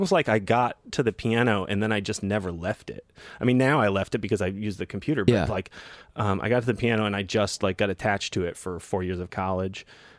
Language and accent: English; New Hampshire, United States; also born or lived in Connecticut; So I grew up in New England.